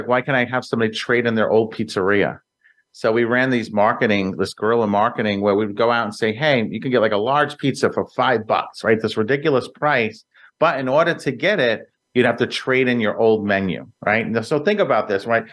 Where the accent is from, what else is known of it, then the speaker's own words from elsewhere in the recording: New York City, New York, United States; I grew up in Brooklyn, New York, in a small little area called Greenpoint, Williamsburg